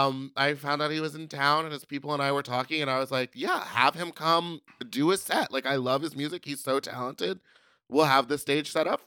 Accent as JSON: {"language": "English", "region": "New York", "country": "United States", "said": "I'm from New York, boy."}